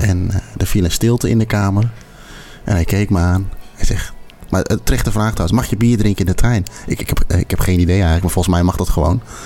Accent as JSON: {"language": "Dutch", "country": "Netherlands", "said": "wij sowieso als Nederlander"}